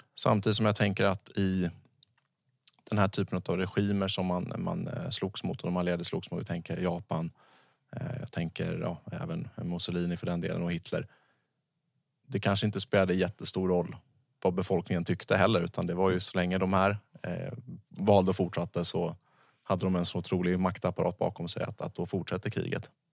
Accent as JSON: {"language": "Swedish", "country": "Sweden", "said": "som svensk eh, fredsskadad person"}